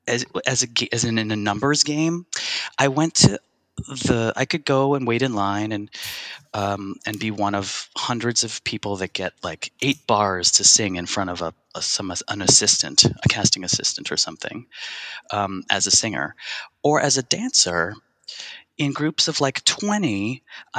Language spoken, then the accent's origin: English; Buffalo, New York, United States; now in New York City, United States; I grew up in Buffalo